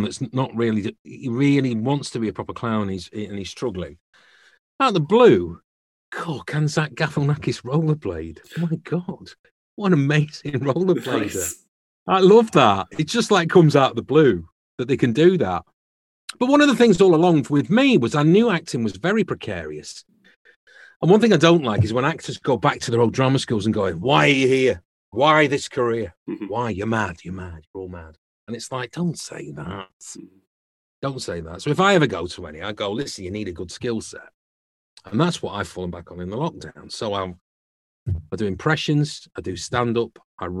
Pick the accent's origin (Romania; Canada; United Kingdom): United Kingdom; Preston, North West England; also born or lived in Salford; I was born in Salford, but I was adopted and I grew up in a little village just outside Preston